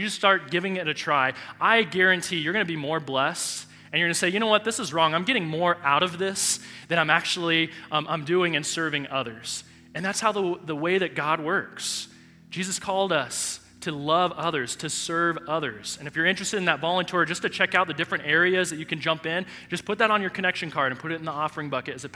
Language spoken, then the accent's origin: English; Southern California, United States; moved away as an adult; now in Colorado, United States; I grew up living in Southern California